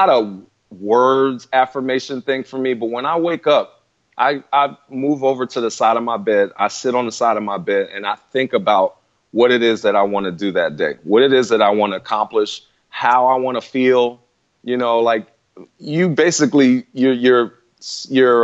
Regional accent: Philadelphia, Pennsylvania, United States; moved away as an adult; I was gone from Philly in 91 because I left to go to school. And I was coming back and forth every now and then

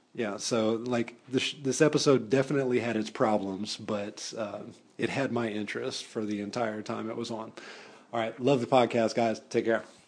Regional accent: Atlanta, Georgia, United States; also born or lived in Decatur, Georgia; I am from the Metro Atlanta area and I currently live and work in the city of Atlanta

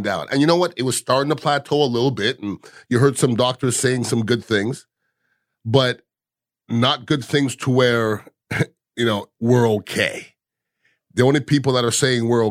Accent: United States; I'm American.

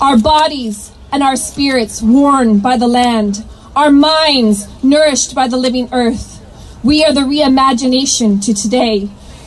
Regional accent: Athabasca Chipewyan First Nation, Alberta, Canada; I come from the Athabasca Chipewyan First Nation in Treaty 8 territory.

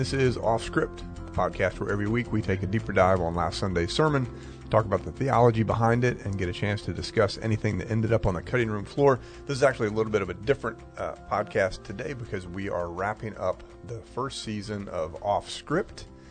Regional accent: Maryland, United States; we grew up in Maryland primarily, and we were in a small country church

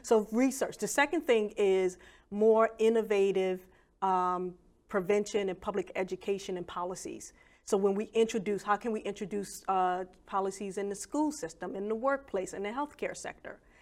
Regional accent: Philadelphia, Pennsylvania, United States; I grew up in Wilson Park Projects in Philadelphia

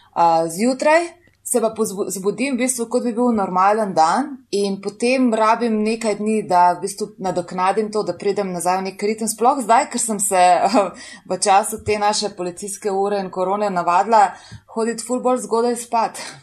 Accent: Slovenia; smo pa res noro ponosni na to, pač, da smo iz Slovenije

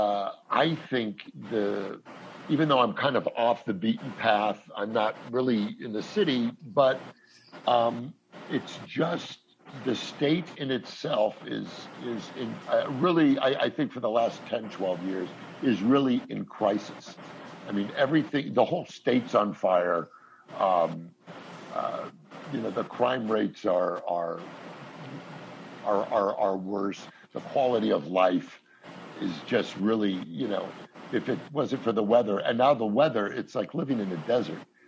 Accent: Los Angeles, California, United States; I'm in L.A. Yeah, I'm a native. It's my hometown and my home base.

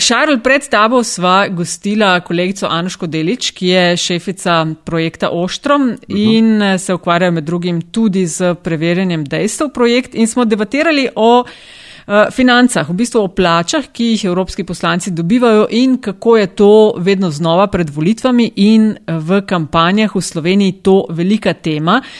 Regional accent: Kočevje region, Southeast Slovenia, Slovenia; Jaz sem iz Kočevske, doma

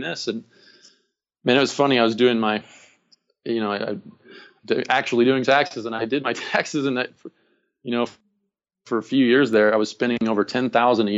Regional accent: Phoenix, Arizona, United States; I'm from Phoenix.

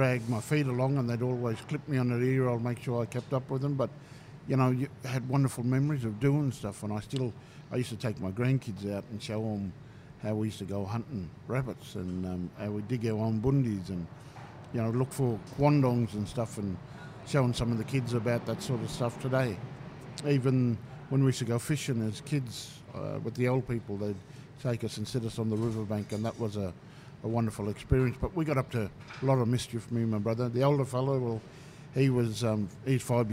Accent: Murrin Bridge, New South Wales, Australia; also born or lived in Lake Cargelligo; my earliest years at Murrin Bridge

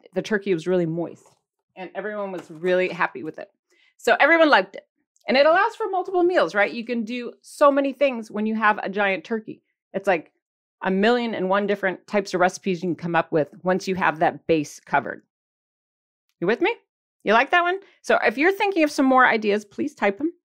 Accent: Michigan, United States; accent: Michigan; my Michigan accent

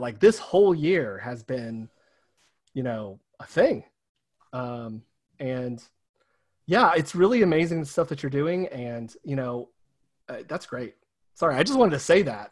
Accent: the South, United States; in small towns my entire life, um, small rural towns in the South

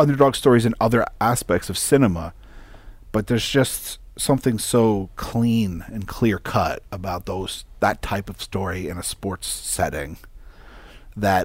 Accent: Philadelphia, Pennsylvania, United States; moved away; I was originally from Philadelphia

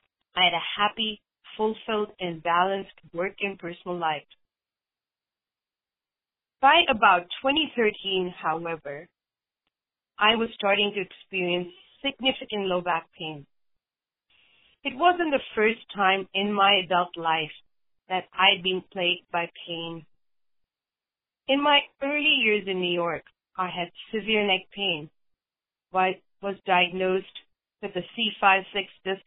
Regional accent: India; I grew up in India. My father wanted me to be a homemaker and got me admitted to a college for home economics, but I wanted a career.

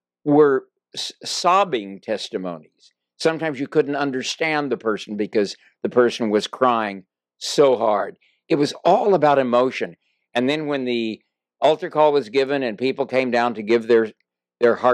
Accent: Texas, United States; moved away; also born or lived in San Francisco; When I was a small child, I grew up in the Nazarene Church in Texas.

